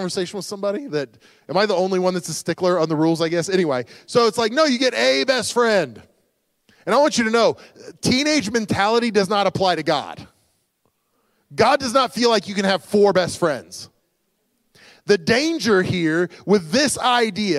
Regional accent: United States; who we are as Americans

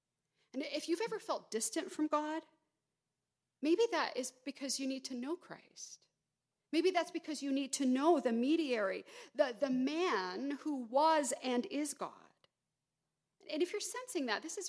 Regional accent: Georgia, United States; moved away; I grew up in Georgia

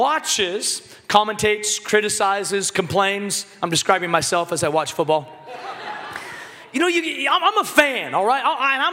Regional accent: Seattle, Washington, United States; I grew up in Seattle, Washington

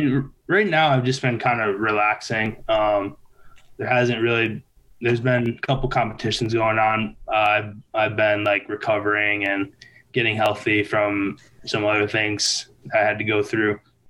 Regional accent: Michigan, United States; born there; also born or lived in Kentucky / Minnesota / Colorado; I've lived in Michigan. I was born in Michigan. I've lived in Kentucky, Minnesota, Colorado.

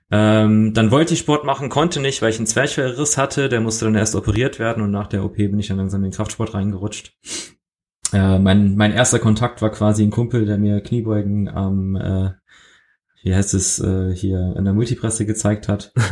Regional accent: Germany; accent: German; ich habe ich hab sehr lange, sehr hart dran gearbeitet, meinen deutschen Akzent loszuwerden.

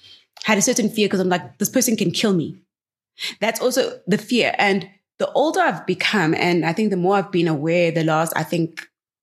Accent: Gqeberha, Eastern Cape, South Africa; my hometown, Gqeberha.

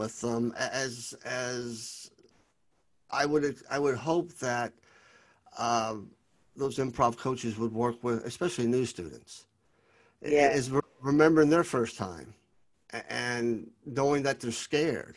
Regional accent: Lexington, Kentucky, United States; I was born and raised in Lexington, Kentucky, and there's a little bit of friendliness being a Southerner.

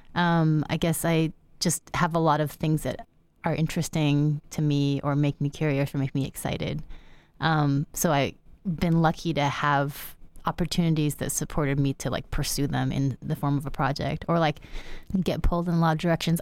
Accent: United States; so I'm Chinese American. I was born in the U S. My parents were born in China

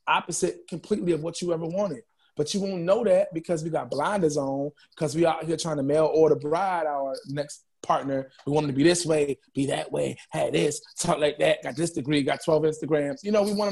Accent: New York City, New York, United States; And I'm from Harlem, New York. I'm in the Bronx right now recording

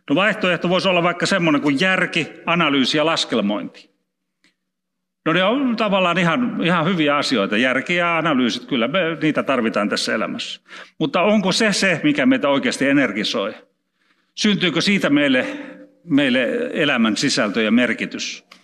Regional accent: Karelia, Finland; en osaa sanoa, kun olen karjalainen, onneksi en puhu vieraita kieliä.

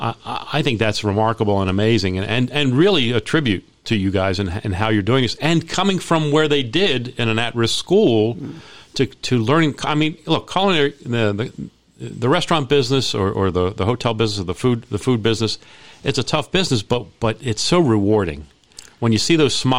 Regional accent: Baltimore, Maryland, United States; I'm from Baltimore

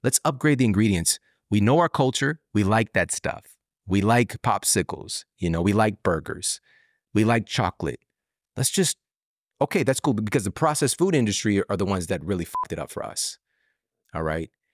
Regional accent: St. Louis, Missouri, United States; I'm from St. Louis, home base.

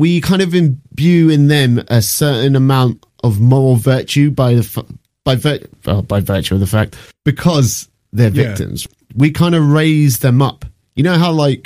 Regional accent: United Kingdom; me as a British person

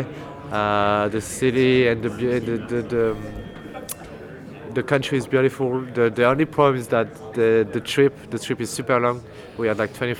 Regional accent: near Marseille, Provence-Alpes-Côte d'Azur, France; Close to Marseille. Yeah. It's like an hour away from Marseille. It's the southeast of the France

